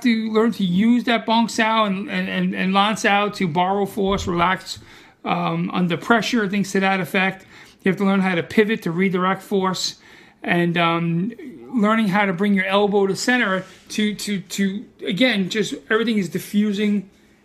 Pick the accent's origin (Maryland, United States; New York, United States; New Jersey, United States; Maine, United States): New York, United States; New York City; accent: Brooklyn; I'm from Brooklyn